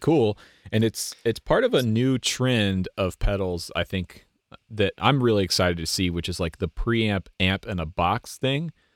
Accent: United States; as an American

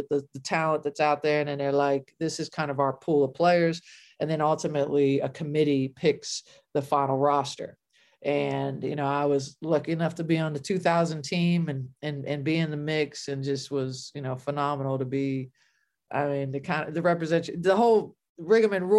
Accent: Ohio, United States; I grew up in Ohio, right, as a kid

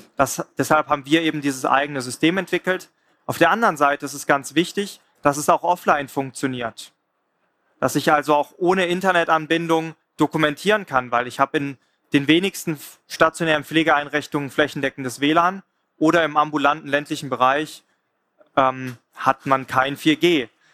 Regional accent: Swabia, Baden-Württemberg, Germany; ich komme selber aus dem Schwabenländle

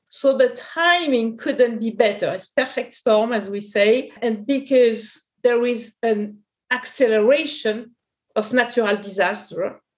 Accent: France; accent: French; English is a second language; also born or lived in New York / Porto / Sao Paulo; In France, you can imagine from my accent

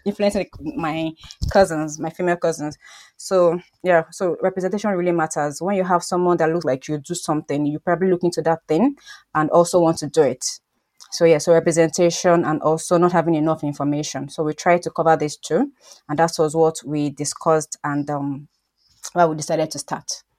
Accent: Nigeria; moved away; I'm Nigerian

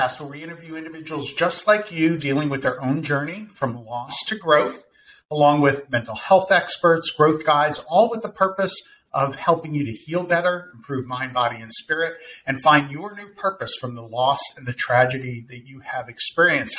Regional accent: Winter Park, Florida, United States; a private practice in my hometown of Winter Park, Florida

